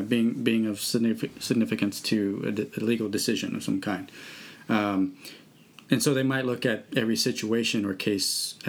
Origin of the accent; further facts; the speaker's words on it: Austin, Texas, United States; now in Lawrence, United States; I am from Austin, which is a bigger city than Lawrence